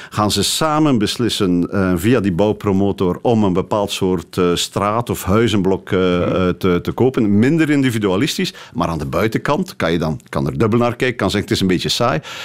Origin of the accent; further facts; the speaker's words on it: Flanders, Belgium; moved away as an adult; now in Amsterdam, Netherlands; hier in, in België en in Vlaanderen